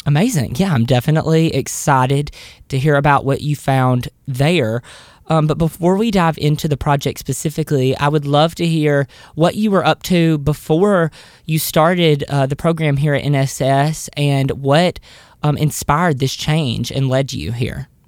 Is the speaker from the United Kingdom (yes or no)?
no; the South, United States; I'm from the South